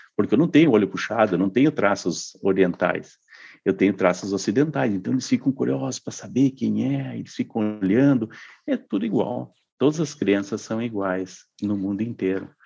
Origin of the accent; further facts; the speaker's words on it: Santa Maria, Rio Grande do Sul, Brazil; moved away as an adult; eu nasci em Santa, em Santa Maria, no Rio Grande do Sul, eh, e morei lá até os 24 anos